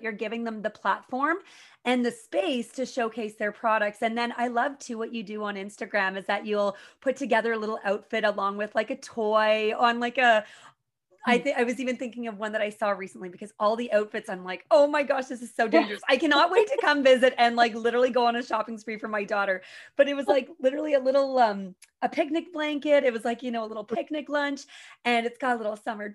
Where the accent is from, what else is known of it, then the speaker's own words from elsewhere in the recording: Pembroke, Ontario, Canada; I'm from the Petawawa Pembroke area